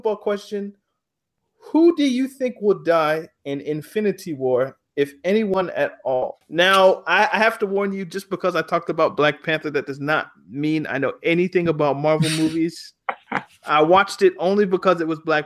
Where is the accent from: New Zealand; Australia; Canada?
Canada; me being Canadian